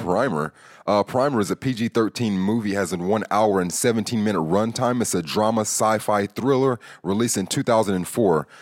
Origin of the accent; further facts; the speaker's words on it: California, United States; I'm from California